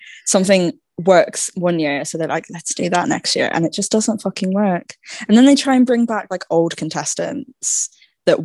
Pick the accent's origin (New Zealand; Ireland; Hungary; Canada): Ireland